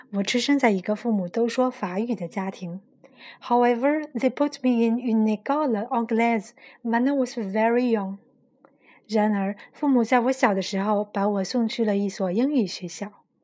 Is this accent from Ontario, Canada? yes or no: no; Montreal, Quebec, Canada; It was a grand avantage growing up in Montréal.